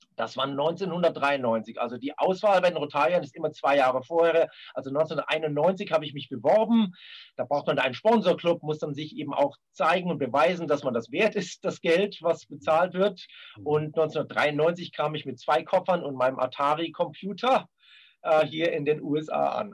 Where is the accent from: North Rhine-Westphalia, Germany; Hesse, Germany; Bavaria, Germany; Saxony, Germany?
Bavaria, Germany; Munich; also born or lived in Karlsruhe; ich bin also in München groß geworden